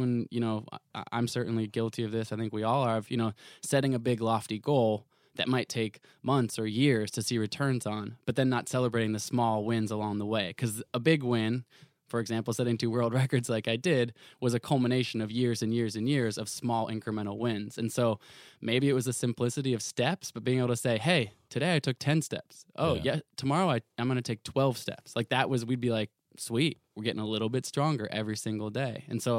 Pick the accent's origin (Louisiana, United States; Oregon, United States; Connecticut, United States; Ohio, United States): Oregon, United States; Portland; I grew up in Portland, Oregon.